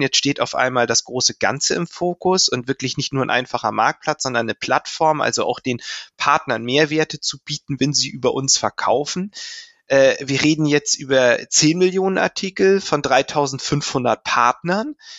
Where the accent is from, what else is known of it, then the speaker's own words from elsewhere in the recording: Lübeck, Schleswig-Holstein, Germany; ich komme aus Lübeck und ich konnte das in Lübeck studieren